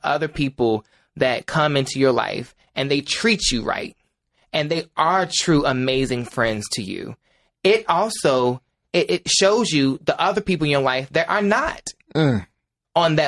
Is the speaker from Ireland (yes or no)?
no; Ahoskie, North Carolina, United States; my hometown of Ahoskie.